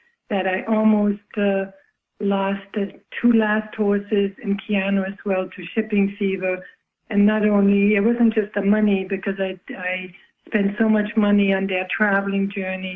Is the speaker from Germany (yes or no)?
yes; Germany; now in United States; I myself, an immigrant from Germany